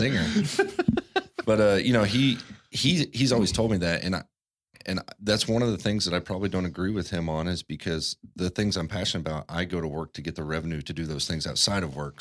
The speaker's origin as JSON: {"language": "English", "region": "Midwest", "country": "United States", "tie": "born or raised there", "moved": "yes", "said": "where I grew up in the Midwest"}